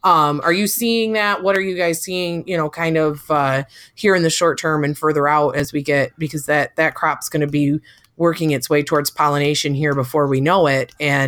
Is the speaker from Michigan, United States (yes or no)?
yes; Michigan, United States; I'm from Michigan